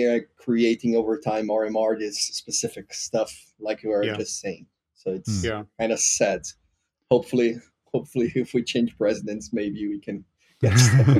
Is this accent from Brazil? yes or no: yes; Recife, Pernambuco, Brazil; now in São Paulo, Brazil; in my hometown city, because I'm not from São Paulo, I'm from Recife.